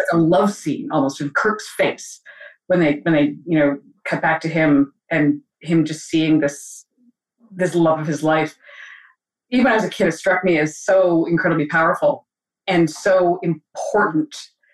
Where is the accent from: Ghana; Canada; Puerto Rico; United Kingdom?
Canada; Alberta; I grew up in Alberta, in Canada, out west.